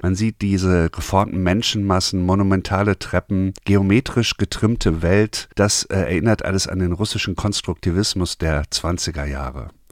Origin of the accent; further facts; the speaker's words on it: Germany; bei uns in Deutschland